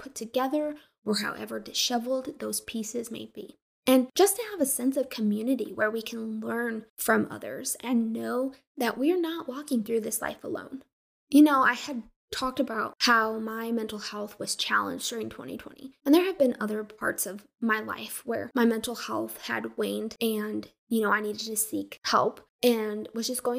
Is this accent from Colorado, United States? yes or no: yes; Colorado, United States; moved away as an adult; I'm from Colorado, and I'm this crazy, wild Westerner